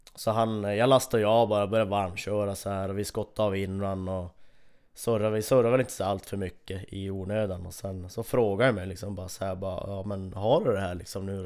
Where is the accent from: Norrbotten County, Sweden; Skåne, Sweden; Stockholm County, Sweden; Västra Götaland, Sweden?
Norrbotten County, Sweden; Kiruna; här hemma i Kiruna